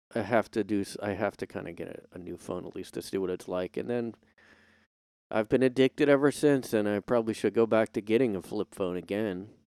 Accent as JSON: {"language": "English", "country": "United States", "said": "I'm an American"}